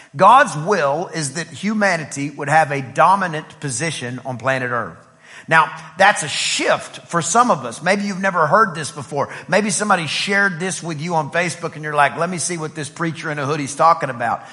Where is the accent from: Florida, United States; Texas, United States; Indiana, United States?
Texas, United States; East; I'm from East Texas where we, we spent a lot of time outside uh, um, raising what we would eat